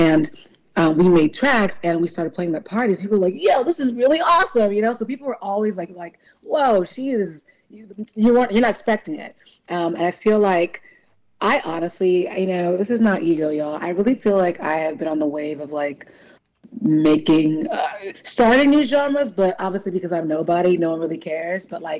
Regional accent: California, United States; born there; I'm Nigerian. I mean, I was born in California, but my parents are Nigerian.

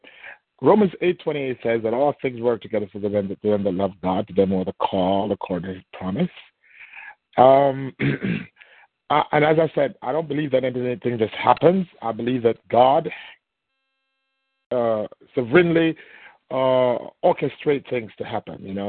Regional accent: Jamaica; accent: thick Jamaican; moved away; I'm a Jamaican with a very thick Jamaican accent

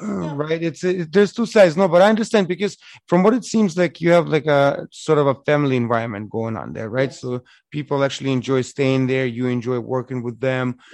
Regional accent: Eastern Ukraine, Ukraine; now in Windsor, Canada; I'm from East Ukraine. I'm Russian pretty much.

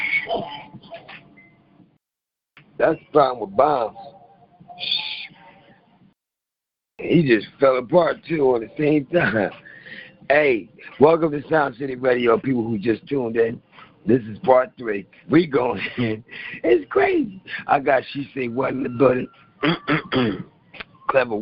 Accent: Philadelphia, Pennsylvania, United States; also born or lived in Ocean City, Maryland; I'm from Philly

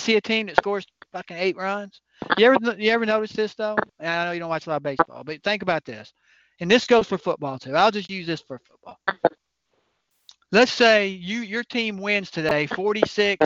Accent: Northern Kentucky, United States; I grew up there in Northern Kentucky

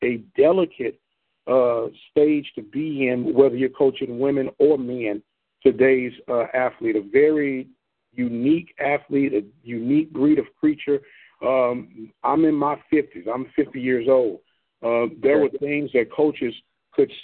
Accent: St. Louis, Missouri, United States; I'm from St. Louis

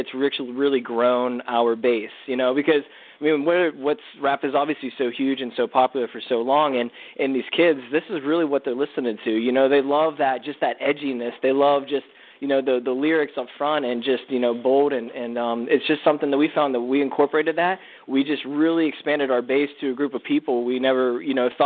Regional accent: Western Pennsylvania, United States; we're from Western Pennsylvania

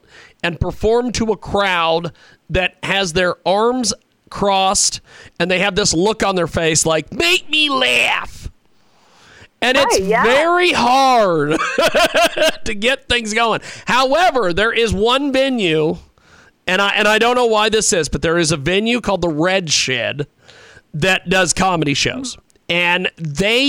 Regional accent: Kansas, United States; moved away; I am originally from Kansas, of all places.

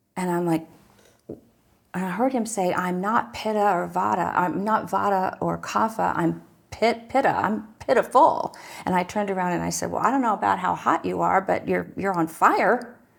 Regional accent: Newark, Ohio, United States; I grew up in Newark, Ohio

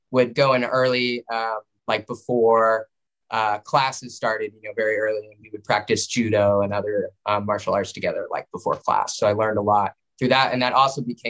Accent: Santa Ana, California, United States; moved away as an adult; now in New York, United States; I grew up in Santa Ana, California, in Orange County, an hour outside

